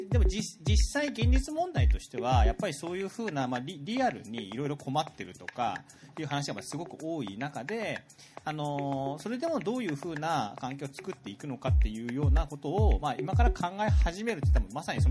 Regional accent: Yamaguchi, Japan; now in Fukuoka, Japan; 僕はものすごい山口のど田舎出身なん

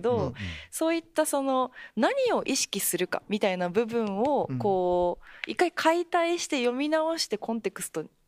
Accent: Japan; 私はまあ全然日本出身

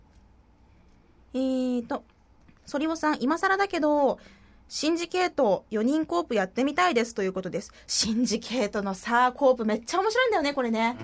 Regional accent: Kumamoto, Japan; もともと熊本出身だから

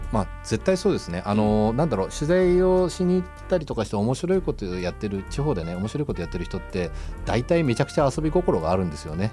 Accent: Fukuoka, Japan; moved away; 福岡出身で福岡の市内しか見えてなかったんですけども

